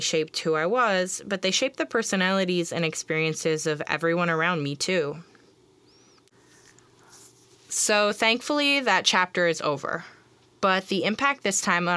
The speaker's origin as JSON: {"language": "English", "area": "Long Island", "region": "New York", "country": "United States", "tie": "born or raised there", "said": "growing up on Long Island, middle school"}